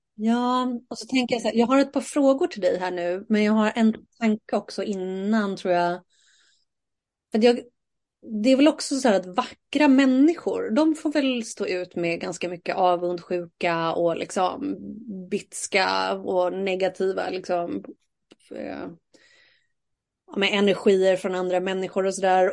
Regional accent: Saltsjöbaden, Stockholm County, Sweden; jag är ju uppvuxen i Saltis

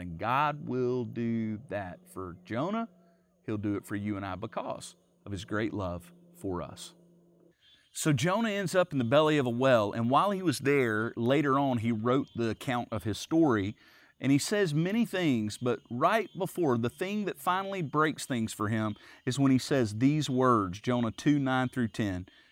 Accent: the South, United States; I grew up around Southerners. I'm, I'm a Southerner too

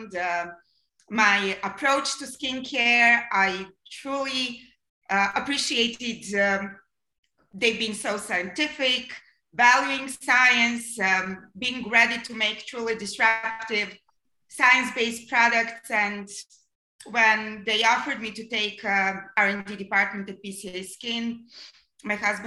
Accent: Serbia; moved away as an adult; also born or lived in Belgrade, Serbia / Berlin, Germany / Vancouver, Canada; now in Arizona, United States; I was born and grew up in a country that was called Yugoslavia. Unfortunately, there's no more such a country. It's Serbia these days.

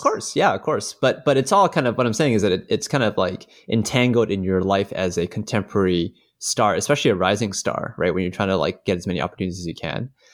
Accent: Canada; as a Canadian

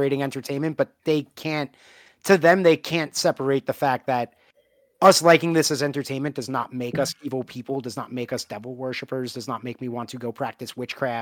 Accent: New York, United States; moved away; growing up in New York.

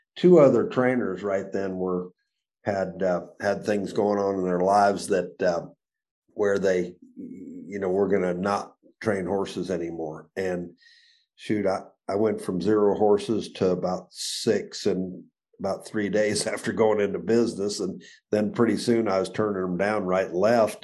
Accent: Arizona, United States; also born or lived in Chicago, Illinois; I was born in Chicago um, in 1950. Uh, 1958, we moved to Arizona

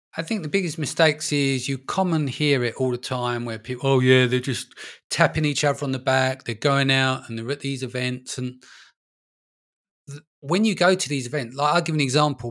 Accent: London, United Kingdom; moved away; I'm originally from London, born and raised, but, um, I live in a little village now

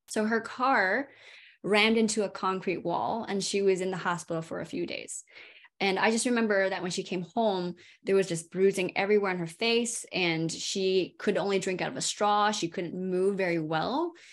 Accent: California, United States; now in Durham, United States; I'm from California originally.

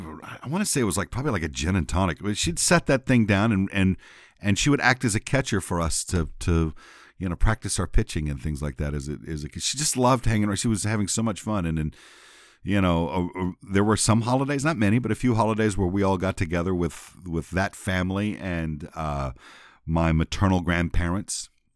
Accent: San Antonio, Texas, United States; I was growing up in San Antonio at the time, but on our holidays and on our summers, we would often spend time where they lived, which is in basically Northwest Louisiana.

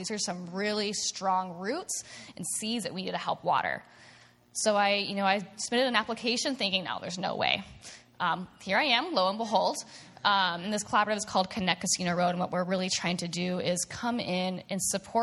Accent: Snohomish County, Washington, United States; also born or lived in Edmonds; I grew up in this in Snohomish County

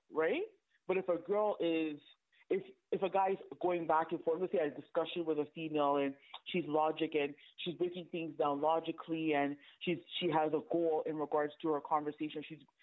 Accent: Canada; I'm Canadian

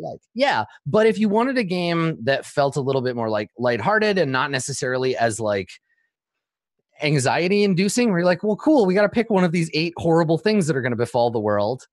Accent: Canada; I grew up in Canada

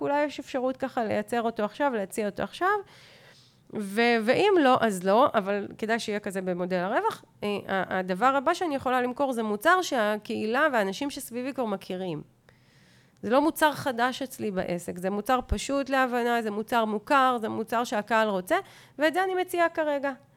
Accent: Hof Ashkelon, Southern District, Israel; פה אני מדברת כבר כתושבת חוף אשקלון

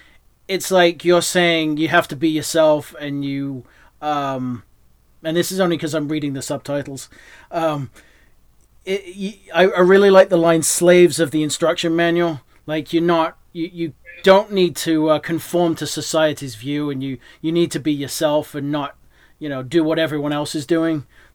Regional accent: England, United Kingdom; born there; also born or lived in New Hampshire; now in Texas, United States; obviously I was born in England, I moved to New Hampshire, and then I'm down here in Texas

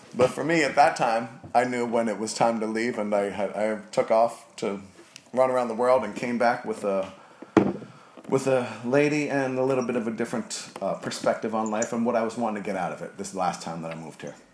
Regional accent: New Jersey, United States; now in New Orleans, United States; I grew up in New Jersey

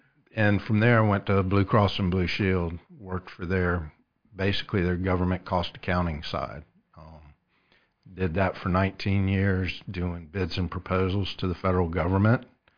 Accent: Columbia, South Carolina, United States; I grew up in Columbia behind the VA hospital. Went to Dreher High School.

